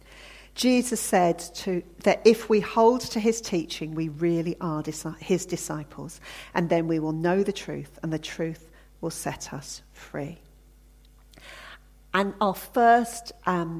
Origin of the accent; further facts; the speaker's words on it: Hampshire, South East England, United Kingdom; I grew up in Hampshire.